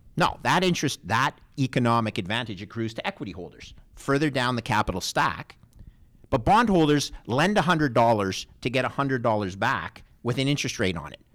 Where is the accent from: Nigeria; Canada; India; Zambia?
Canada; as a Canadian